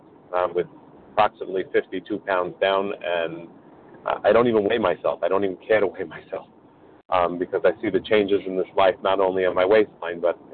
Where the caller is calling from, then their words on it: New York, United States; I'm calling from New York.